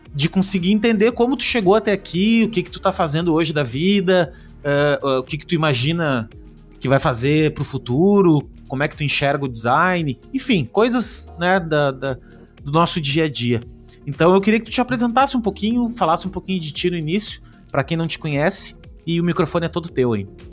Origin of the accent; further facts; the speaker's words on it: Rio Grande do Sul, Brazil; Eu sou do Rio Grande do Sul, no Rio Grande do Sul é frio